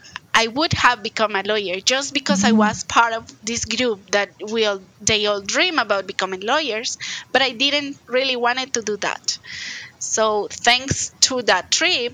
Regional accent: Bogotá, Colombia; English is a second language; moved away as an adult; also born or lived in Alexandria, Virginia, United States; I come from Bogota. That's the capital city of Colombia. I didn't move at all. Like, I was in Bogota my whole childhood and my whole college years.

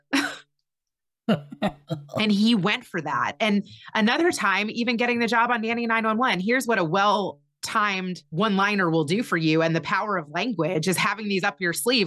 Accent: Kentucky, United States; moved away as an adult; also born or lived in Chicago; I grew up in Kentucky.

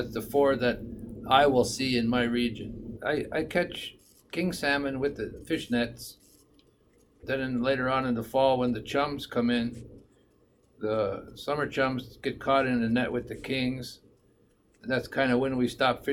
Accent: Rampart, Alaska, United States; also born or lived in Tanana, Alaska; I currently live in Rampart. I grew up in Rampart, living a subsistence lifestyle.

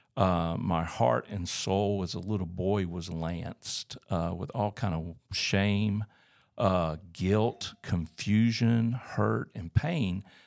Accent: Auburn, Alabama, United States; moved away as an adult; also born or lived in Tuskegee, Alabama / Columbus, Georgia; now in Northwest Arkansas, United States; I grew up in Auburn, Alabama.

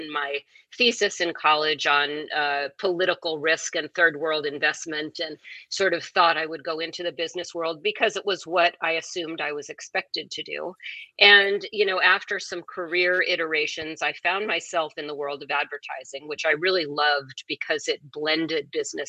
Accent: Seattle, Washington, United States; moved away; also born or lived in Summit, New Jersey; I grew up in Seattle before Seattle was, you know, the Seattle it is now

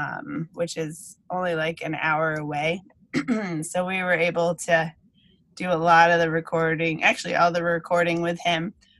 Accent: New England, United States; we're thinking about New England and growing up in New England a lot on the album for sure.

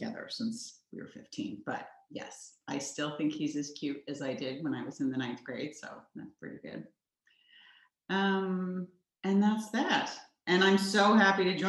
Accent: Oklahoma, United States; I grew up in Oklahoma

